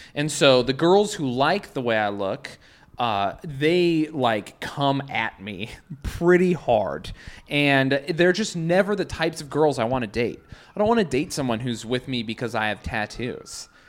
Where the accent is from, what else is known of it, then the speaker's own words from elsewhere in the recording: Salt Lake City, Utah, United States; now in New York, United States; I'm from Salt Lake.